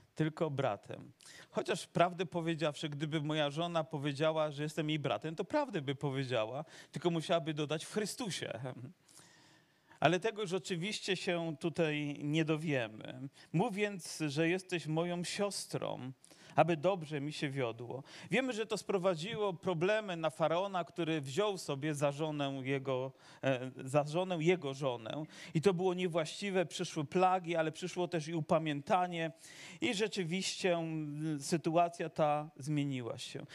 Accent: Dąbrowa Górnicza, Silesian Voivodeship, Poland; also born or lived in Zagórze (Sosnowiec); urodziłem się w Dąbrowie urodziłem się w Dąbrowie

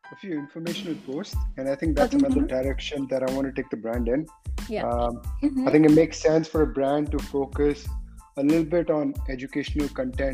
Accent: Dubai, United Arab Emirates; moved away as an adult; now in California, United States; started off growing up in Dubai. I did my schooling there.

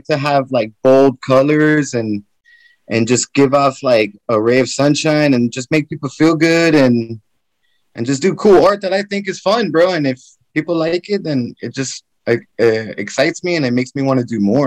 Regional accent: Miami, Florida, United States; also born or lived in New York; I'm an American from New York, born in New York, raised out in Miami

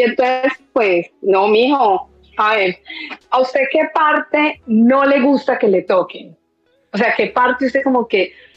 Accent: Colombian paisa, Antioquia, Colombia; como buena colombiana paisa

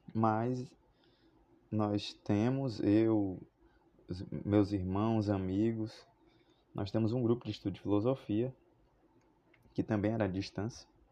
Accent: Fortaleza, Ceará, Brazil; Sou de Fortaleza, Ceará

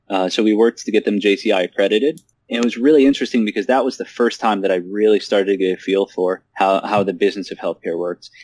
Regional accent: Omaha, Nebraska, United States; my hometown, Omaha, Nebraska

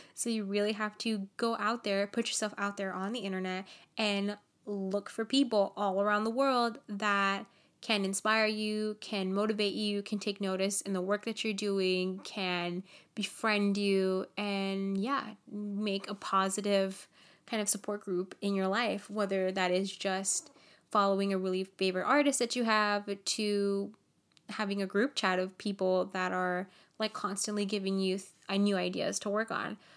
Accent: Nicaragua; I'm from Nicaragua

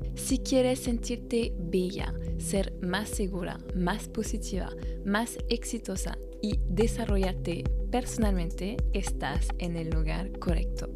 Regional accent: France; francesa y coach de imagen

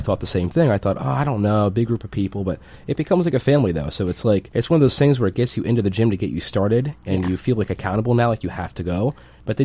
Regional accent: New Jersey, United States; Well, I'm from Jersey and so are you.

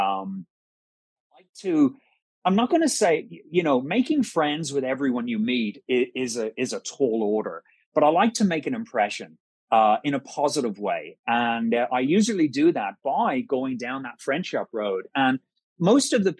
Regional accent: Ireland; being Irish

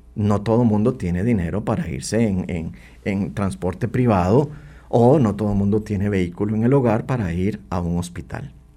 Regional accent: Costa Rica; como costarricenses

